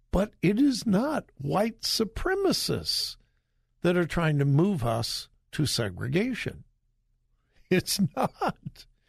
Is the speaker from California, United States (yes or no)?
yes; Southern California, United States; also born or lived in Compton; I grew up in Southern California.